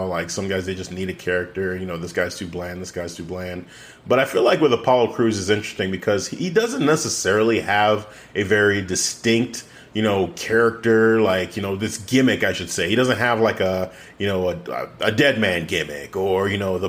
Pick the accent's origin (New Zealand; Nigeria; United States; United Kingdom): Nigeria; as a Nigerian